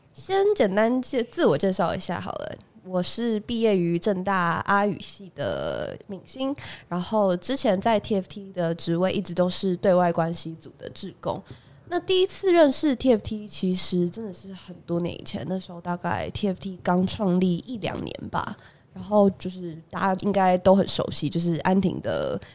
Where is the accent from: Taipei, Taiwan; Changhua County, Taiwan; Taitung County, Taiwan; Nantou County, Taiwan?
Taipei, Taiwan; 我本人是土生土长台北人